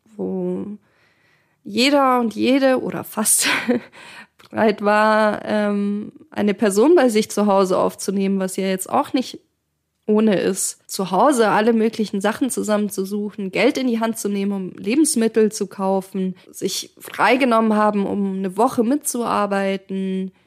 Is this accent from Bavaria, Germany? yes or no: yes; Munich, Bavaria, Germany; also born or lived in Kharkiv, Ukraine; Und ich komme aus Kharkiv, aus ähm, der östlichsten Großstadt sozusagen, oder eine der östlichsten Städte. Ähm, und ich bin sehr früh nach Deutschland gekommen. Ich bin mit zwei Jahren aus der Ukraine mit meinen Eltern ähm, emigriert